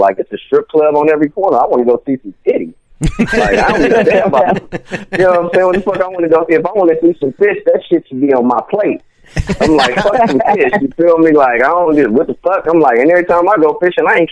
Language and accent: English; Venice, California, United States; I grew up in Venice.